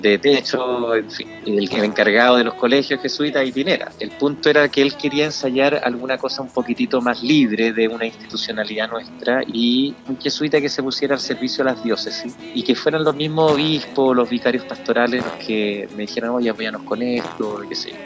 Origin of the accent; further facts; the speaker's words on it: Calera de Tango, Santiago Metropolitan Region, Chile; nací en Calera de Tango el año 75